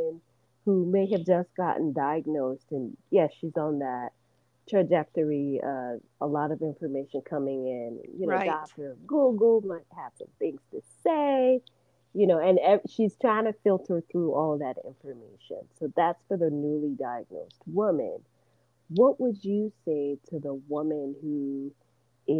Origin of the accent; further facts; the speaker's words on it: Nigeria; moved away; I'm originally from Nigeria